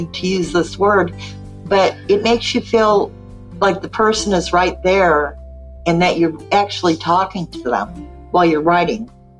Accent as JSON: {"language": "English", "region": "Ohio", "country": "United States", "moved": "yes", "lives_now": "Alabama, United States", "said": "I'm 64 and I don't have a lot of friends down here in Alabama. You know, I'm from Ohio."}